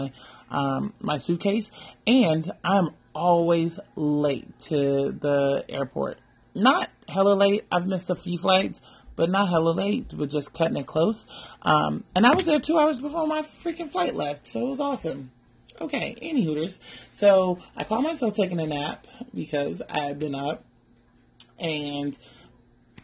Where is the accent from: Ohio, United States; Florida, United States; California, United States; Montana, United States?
California, United States; we're from California, though we don't all live in California now, but we're from California